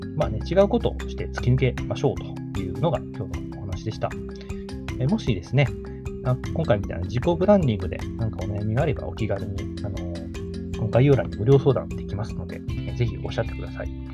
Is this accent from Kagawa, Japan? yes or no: yes; Kagawa, Japan; うち の地元だったら、香川県産の野菜だけを扱う